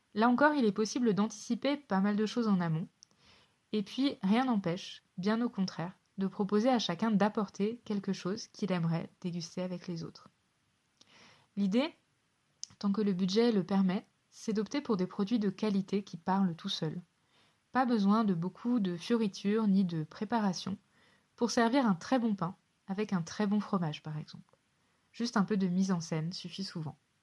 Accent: Savoie, Auvergne-Rhône-Alpes, France; en Savoie, là où j'ai grandi

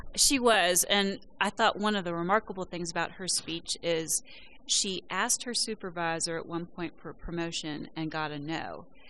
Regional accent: West Virginia, United States; I'm from West Virginia

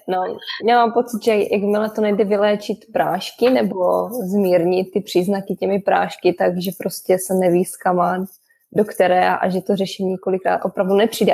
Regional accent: Czechia; u nás v Čechu

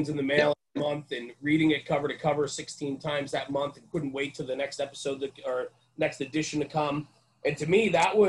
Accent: outside of New York City, United States; also born or lived in Poughkeepsie, New York; where I come from outside of New York City, where I am

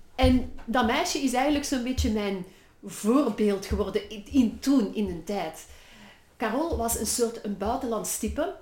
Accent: Brussels, Brussels-Capital Region, Belgium; accent: Brussels; typisch mijn Brussels accent

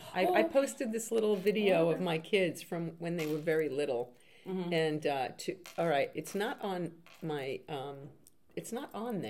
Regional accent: New York City, New York, United States; I was the only … that I knew in the Bronx. I'm from the Bronx.

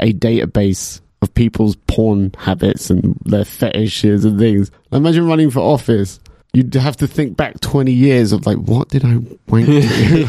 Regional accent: England, United Kingdom; You know, we're English

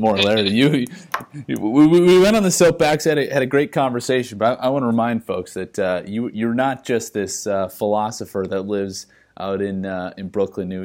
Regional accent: Saskatchewan, Canada; moved away; growing up in Saskatchewan

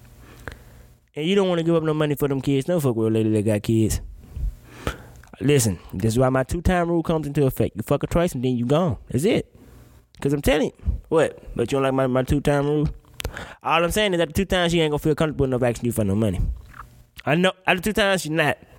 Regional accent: Mississippi, United States; I'm from Mississippi

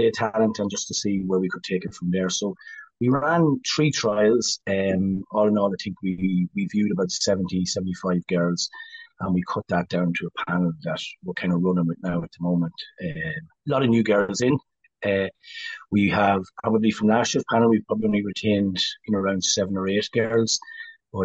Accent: Cavan, Ulster, Ireland; we're all from Cavan

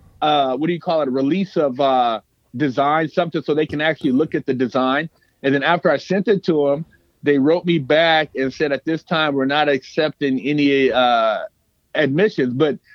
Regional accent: Sacramento, California, United States; I grew up in Sac, but I moved when I was little.

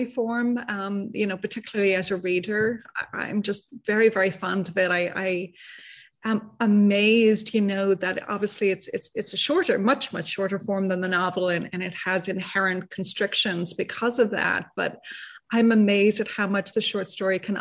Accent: Dublin, Leinster, Ireland; moved away as an adult; now in San Francisco, United States; I was born and raised in Dublin, Ireland, and I emigrated to San Francisco almost 30 years ago now.

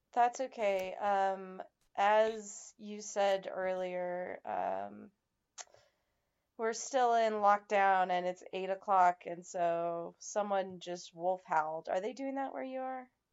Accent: Nevada, United States; my home state of Nevada

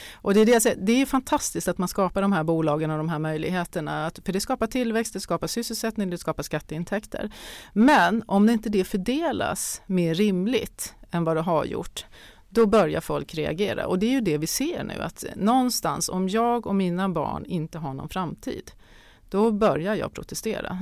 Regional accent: Sweden; vi är svenskar

